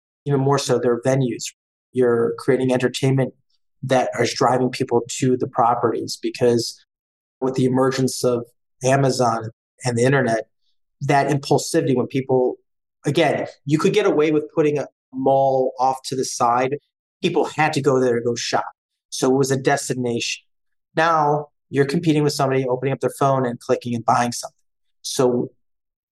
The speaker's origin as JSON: {"language": "English", "town": "Cleveland", "region": "Ohio", "country": "United States", "tie": "born or raised there", "also_born_or_lived": "Boston / New York", "said": "Born and raised in Cleveland, avid Cleveland sports fan"}